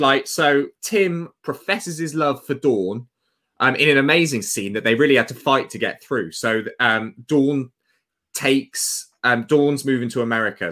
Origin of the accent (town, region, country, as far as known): Tewkesbury, South West England, United Kingdom; born or raised there